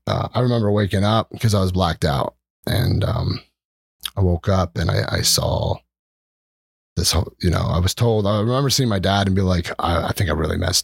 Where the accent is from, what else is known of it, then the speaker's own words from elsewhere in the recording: Oley Valley, outside Reading, Pennsylvania, United States; moved away as an adult; now in Breinigsville, United States; I grew up in Olde Valley. It's like a country town outside Reading